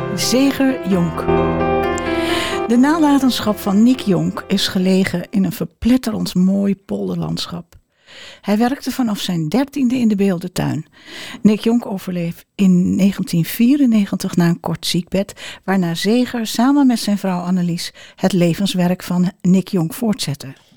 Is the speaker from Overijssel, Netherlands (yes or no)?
no; Amsterdam, North Holland, Netherlands; moved away; ik kom uit Amsterdam